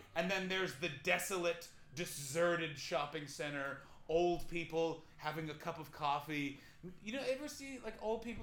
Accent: Ottawa, Ontario, Canada; moved away; my hometown

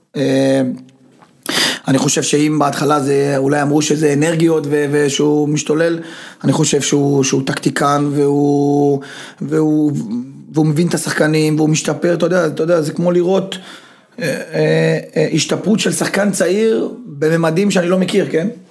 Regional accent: Beersheba, Southern District, Israel; moved away; also born or lived in Netanya / Germany; באתי מבאר שבע, אחרי זה, אחרי זה מנתניה

